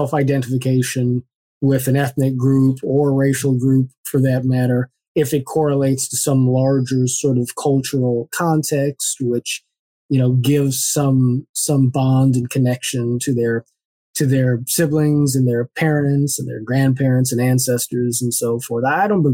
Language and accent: English; Culver City, California, United States; also born or lived in Los Angeles; I grew up in Culver City, California